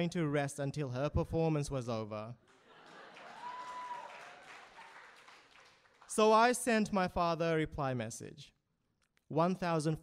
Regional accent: Fiji; now in Sydney, Australia; my childhood growing up in Fiji

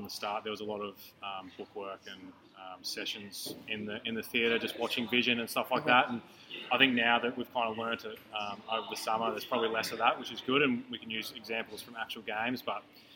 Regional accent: Ballarat, Victoria, Australia; growing up in Ballarat

